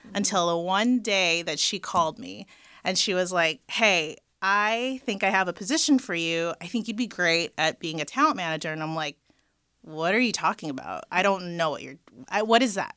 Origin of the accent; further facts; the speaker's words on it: Los Angeles, California, United States; So I am born and raised in L A, the Valley.